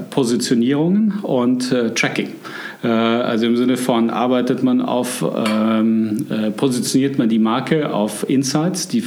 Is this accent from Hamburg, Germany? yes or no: no; Munich, Bavaria, Germany; ich bin eigentlich wieder in meiner Heimatstadt. Äh, ich bin in München aufgewachsen.